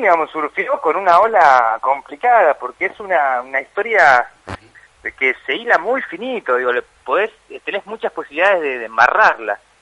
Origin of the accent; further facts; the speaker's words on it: Chaco, Argentina; moved away; un poeta de mi pueblo